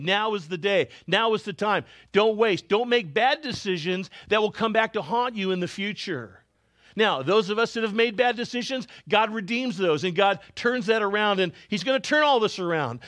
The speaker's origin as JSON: {"language": "English", "country": "Canada", "tie": "born or raised there", "moved": "yes", "said": "I was born in Canada"}